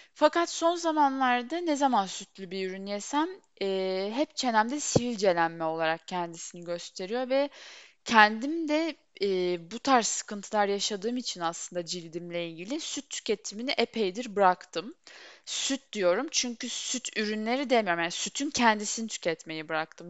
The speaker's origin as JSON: {"language": "Turkish", "country": "Turkey", "tie": "born or raised there", "said": "Böyle topraklarda doğdum, büyüdüm"}